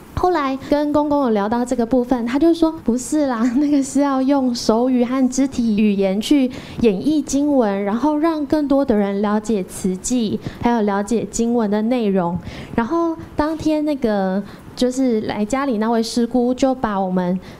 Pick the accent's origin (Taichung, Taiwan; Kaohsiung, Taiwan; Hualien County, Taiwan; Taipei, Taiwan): Taichung, Taiwan; Dajia; 我是来自大甲的